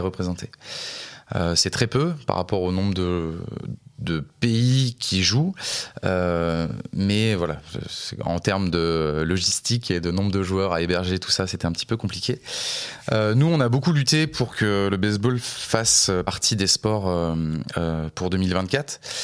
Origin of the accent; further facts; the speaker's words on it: La Rochelle, Nouvelle-Aquitaine, France; moved away as an adult; also born or lived in Montpellier; je suis originaire de La Rochelle et j'ai déménagé à Montpellier pour faire des études